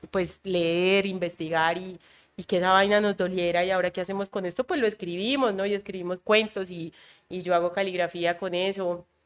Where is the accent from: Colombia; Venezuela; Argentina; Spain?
Colombia; Caribbean coast; que es el hecho de que yo no soy de Antioquia. Entonces, era una mezcla entre ser costeña y ser paisano.